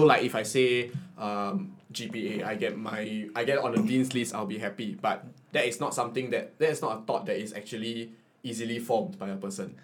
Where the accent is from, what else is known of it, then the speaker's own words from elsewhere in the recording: Singapore; as a Singaporean identity